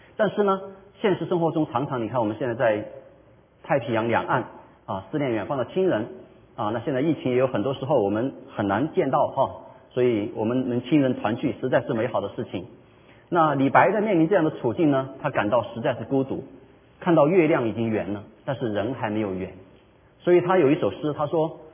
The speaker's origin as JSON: {"language": "Chinese", "country": "China", "said": "我们中国人的传统佳节，中秋节"}